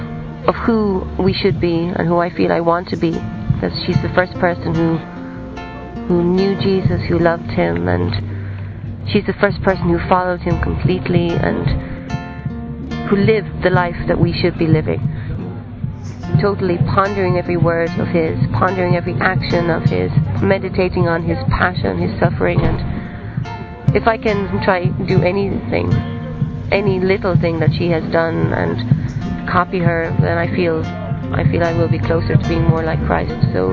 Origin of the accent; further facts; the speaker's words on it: Ireland; I'm 33 years old and I'm from Ireland.